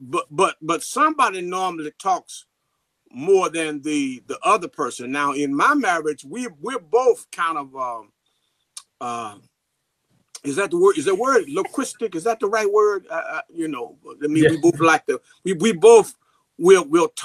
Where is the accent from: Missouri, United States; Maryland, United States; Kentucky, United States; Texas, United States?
Missouri, United States; St. Louis; I'm from St. Louis, Missouri